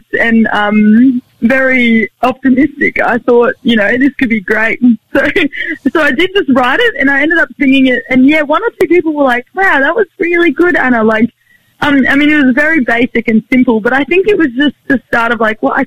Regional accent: Sunshine Coast, Queensland, Australia; I grew up on the Sunshine Coast in, like on this 27-acre kind of mini farm thing

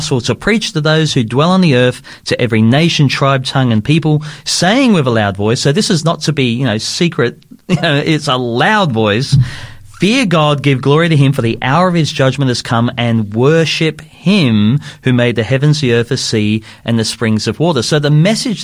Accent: Sydney, New South Wales, Australia; I was growing up in Sydney

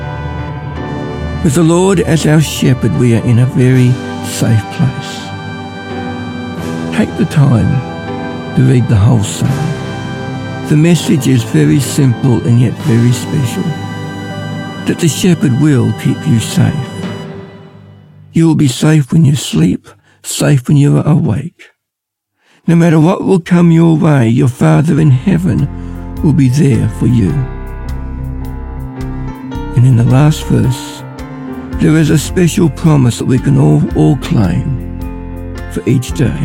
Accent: Ballarat, Victoria, Australia; I'm from Ballarat.

